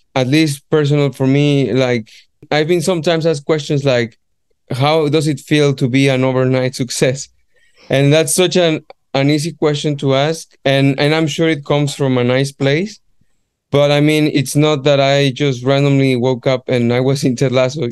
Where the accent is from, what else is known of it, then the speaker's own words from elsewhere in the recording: Guadalajara, Jalisco, Mexico; moved away as an adult; now in London, United Kingdom; my hometown from Guadalajara